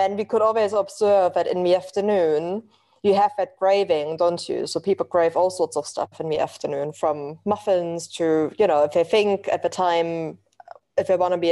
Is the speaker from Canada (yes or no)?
no; eastern Germany, Germany; English is a second language; moved away as an adult; now in London, United Kingdom; as you can probably tell from my accent, I'm originally from Germany.